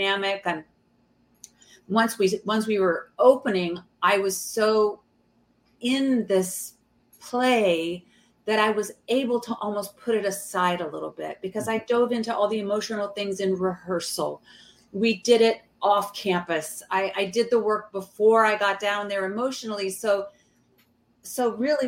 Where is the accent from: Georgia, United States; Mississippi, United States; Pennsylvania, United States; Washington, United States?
Georgia, United States; now in New York City, United States; I'm from Georgia. We were raised Southern